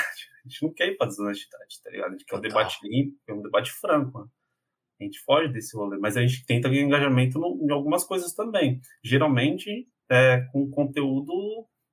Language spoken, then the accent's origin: Portuguese; São Paulo, Brazil; Eu nasci, cresci em um bairro de periferia de São Paulo, né? São Paulo uhum. capital. Então eu sou do Jardim Apurá